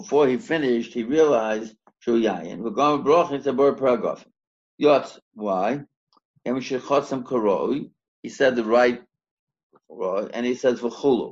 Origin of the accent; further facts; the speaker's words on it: United States; now in South Africa; I'm an American